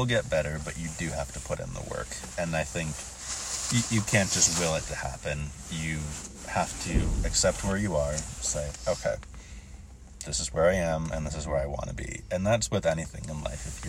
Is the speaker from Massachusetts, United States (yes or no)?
yes; Boston, Massachusetts, United States; I'm from Boston